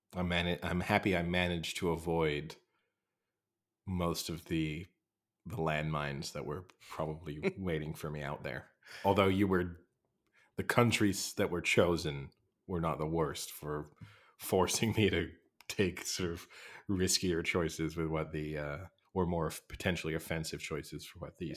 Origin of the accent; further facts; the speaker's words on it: United Kingdom; accent: English; I'm British. And particularly Americans sometimes listen to my accent and think it sounds super English